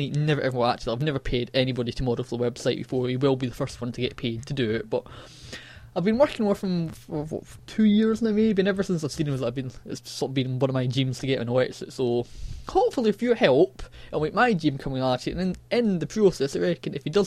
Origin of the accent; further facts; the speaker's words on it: Scotland, United Kingdom; accent: Scottish; my annoying Scottish accent